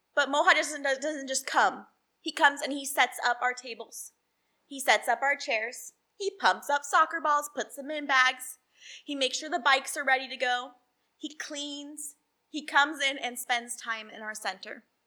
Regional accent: Salem, Oregon, United States; I grew up in Salem, Oregon

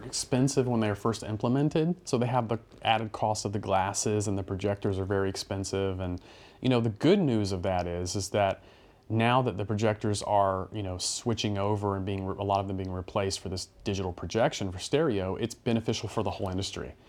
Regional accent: North Carolina, United States; moved away as an adult; North Carolina

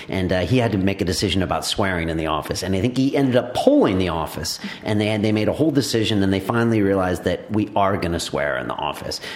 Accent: California, United States; now in London, United Kingdom; I'm from California. I live here now.

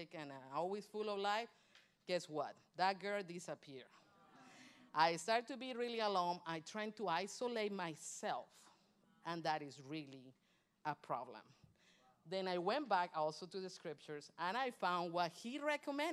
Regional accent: Colombia; moved away; also born or lived in Michigan; Colombian, I'm from Colombia, South America

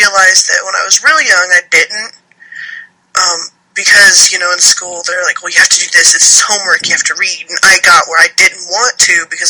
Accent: Alabama, United States; also born or lived in Texas; Well, I was born in Texas, and my dad is a Marine, so he was used to traveling around a lot, being in service, so we moved around a lot, but I grew up mainly here in Alabama.

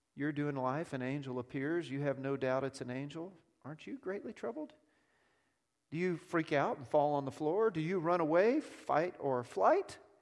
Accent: Texas, United States; also born or lived in South Africa; I'm a Texan

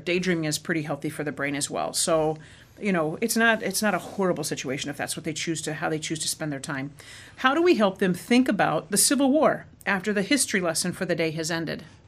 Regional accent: Arizona, United States; moved away as an adult; also born or lived in Midwest; growing up in Arizona

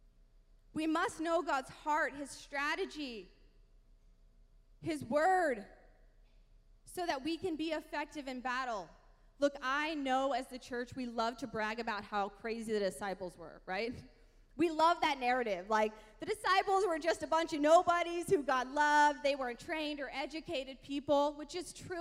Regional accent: the Bible Belt, United States; I grew up in the Bible Belt

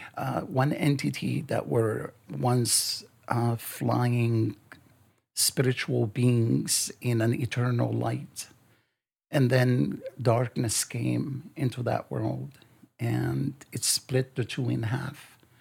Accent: Lebanon; now in United States; I was born in Lebanon and I grew up in Lebanon.

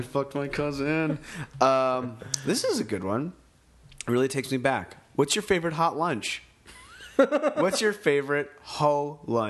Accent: Maine, United States; moved away; I grew up in Maine, like not close to Canada, but close enough that we had a French channel

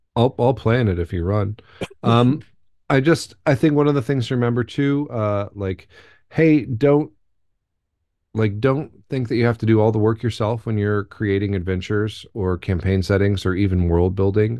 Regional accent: United States; as an American, but my family's pretty German

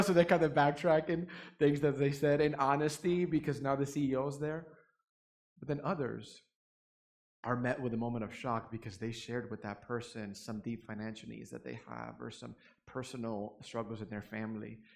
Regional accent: New York City, New York, United States; now in Fort Worth, United States; I'm originally from New York City, born and raised there

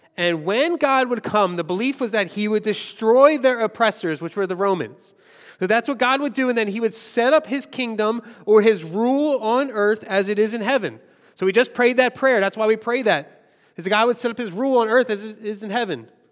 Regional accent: Philadelphia, Pennsylvania, United States; I grew up in Longcrest.

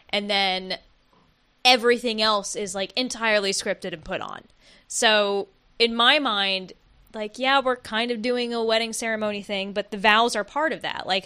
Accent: Oakland, California, United States; So guys, we're from Oakland.

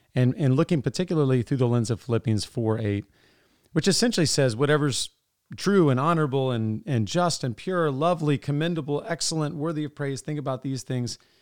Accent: Sterling, Virginia, United States; moved away; I grew up in Sterling

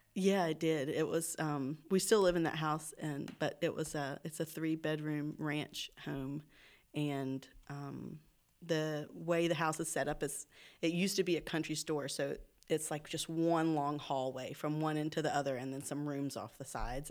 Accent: Oxford, North Carolina, United States; moved away as an adult; This is my hometown, yes. So, um, I, I grew up here

